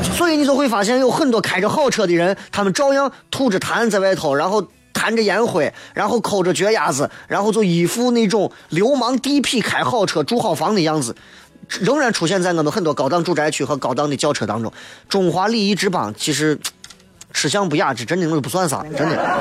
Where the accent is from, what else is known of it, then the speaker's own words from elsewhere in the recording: Xi'an, Shaanxi, China; 作为西安人